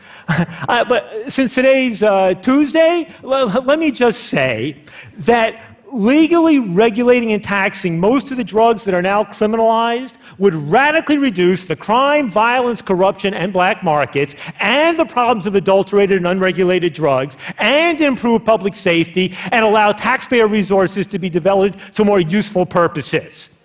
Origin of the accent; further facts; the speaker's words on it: United States; as an American